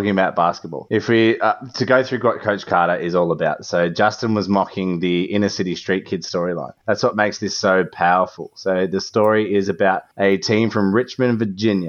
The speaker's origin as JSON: {"language": "English", "town": "Belgrade", "country": "Serbia", "tie": "born or raised there", "said": "Growing up in Belgrade"}